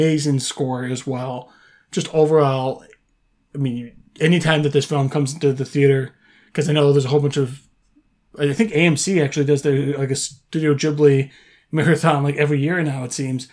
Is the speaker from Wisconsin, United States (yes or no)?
yes; Wisconsin, United States; moved away; I'm born and raised in Wisconsin, obviously not living there now